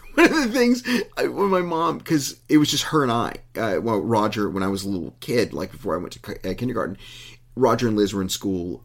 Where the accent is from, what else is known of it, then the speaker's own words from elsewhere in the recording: Uvalde, Texas, United States; it was my hometown